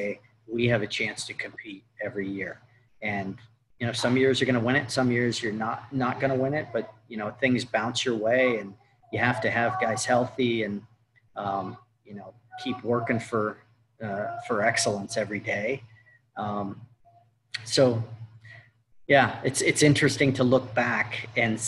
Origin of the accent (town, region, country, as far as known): Seattle, Washington, United States; born or raised there